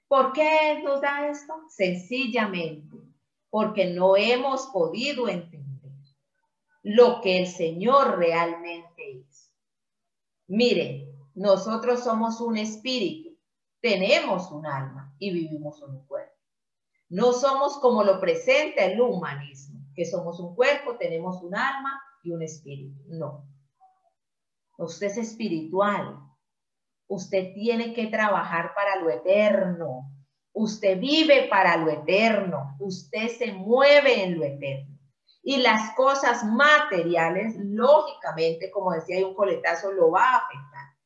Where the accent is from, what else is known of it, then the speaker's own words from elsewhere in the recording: Colombia; ciudadanos a partir de que cumplimos la mayoría de edad, que es a los 18 aquí en Colombia